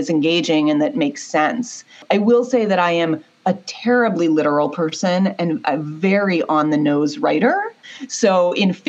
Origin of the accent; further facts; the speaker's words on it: Pittsburgh, Pennsylvania, United States; I grew up in Pittsburgh and was a 16-year-old in an all-girls school.